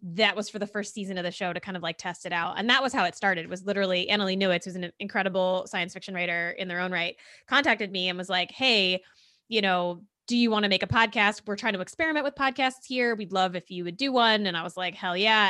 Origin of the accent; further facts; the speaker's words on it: central New Jersey, United States; I grew up in New Jersey, in central New